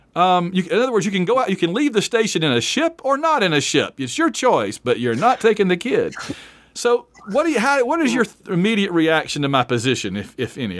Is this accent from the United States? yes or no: yes; Alabama, United States; moved away; also born or lived in Atlanta, Georgia; I'm from Alabama, but I lived in Atlanta for eleven years.